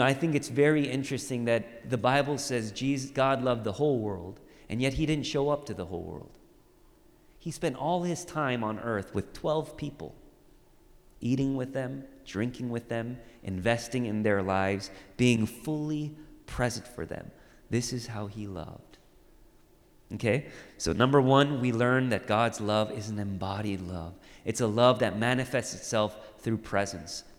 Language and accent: English; Orange County, California, United States; When I was growing up, I grew up in Orange County